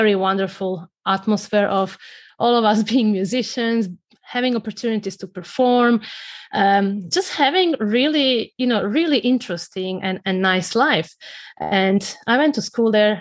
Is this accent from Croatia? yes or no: yes; Croatia; moved away; I grew up in Croatia, you know, that little country in Central Europe